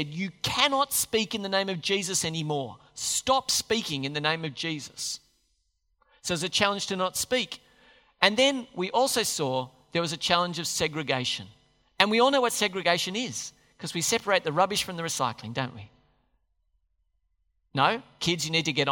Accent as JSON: {"language": "English", "country": "Australia", "said": "the Aussies"}